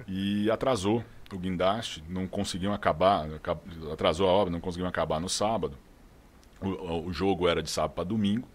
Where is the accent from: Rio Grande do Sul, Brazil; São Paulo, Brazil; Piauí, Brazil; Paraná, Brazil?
São Paulo, Brazil; São José do Rio Pardo; accent: interior